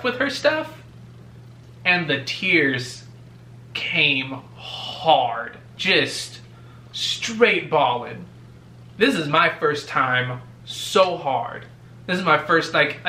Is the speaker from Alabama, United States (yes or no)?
no; California, United States; now in Georgia, United States; I'm from California